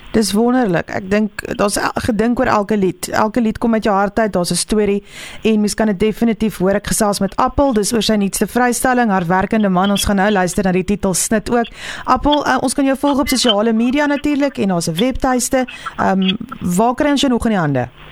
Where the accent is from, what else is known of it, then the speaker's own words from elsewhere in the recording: Pretoria, Gauteng, South Africa; Ek het al groot geword in in Pretoria